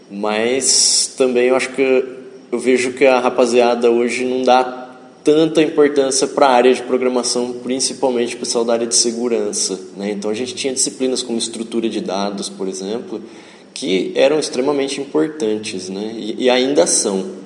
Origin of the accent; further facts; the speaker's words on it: Tupã, São Paulo, Brazil; moved away as an adult; now in Ourinhos, Brazil; eu vim de Tupã para cá, minha família é de lá, ainda moram lá. E eu vim em 2000 para cá para estudar na FATEC.